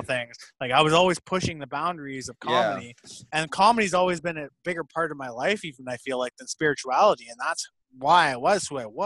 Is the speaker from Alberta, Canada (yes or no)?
no; Toronto, Ontario, Canada; moved away; also born or lived in Fort McMurray; I was born in Scarborough, dog. I'm from the ends, dog